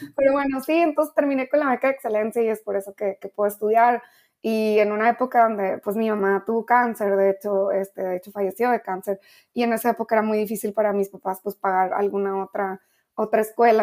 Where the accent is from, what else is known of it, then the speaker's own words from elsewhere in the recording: Ensenada, Baja California, Mexico; also born or lived in Chetumal, Quintana Roo / New York; now in Geneva, Switzerland; yo realmente no viví mucho tiempo en Chetumal, nada más como dos años de mi vida. Así que me crié en Ensenada, Baja California